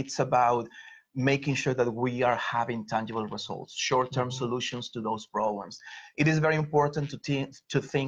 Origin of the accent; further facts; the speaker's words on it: Mexico; moved away as an adult; now in Philadelphia, United States; I was born and raised in Mexico. I came to the US almost 20 years ago, 18 years in Philly